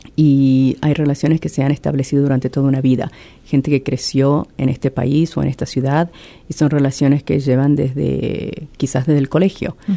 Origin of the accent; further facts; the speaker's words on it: Argentina; moved away as an adult; also born or lived in Venice, Italy; now in Columbus, United States; soy originariamente de Argentina y llevo acá casi 20 años.